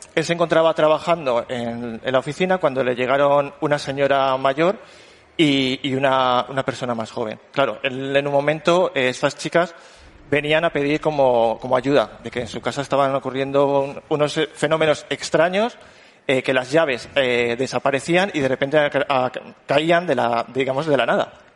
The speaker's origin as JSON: {"language": "Spanish", "town": "Morales de Toro", "region": "Castile and León", "country": "Spain", "said": "yo soy de Morales de Toro"}